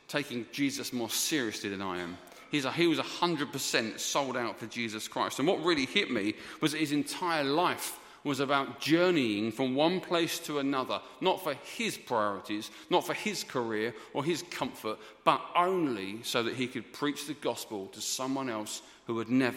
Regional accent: England, United Kingdom; we are English

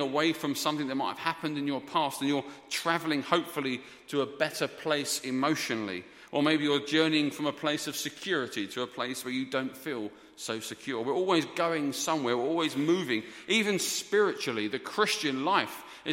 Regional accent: England, United Kingdom; we are English

